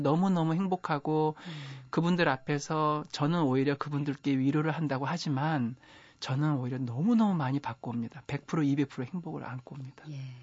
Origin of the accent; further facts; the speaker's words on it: Boryeong, South Chungcheong, South Korea; 저 고향이요. 충남 보령군 남포면 아. 양항리 산 28.